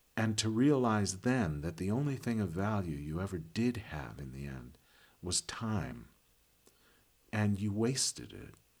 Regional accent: Chicago, Illinois, United States; I am from Chicago

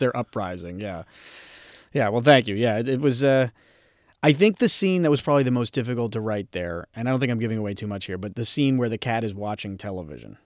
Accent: Philadelphia, Pennsylvania, United States; I'm from Philadelphia

